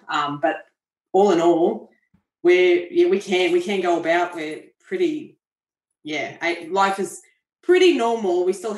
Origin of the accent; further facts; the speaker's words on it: Queensland, Australia; So Queensland, which is actually my home state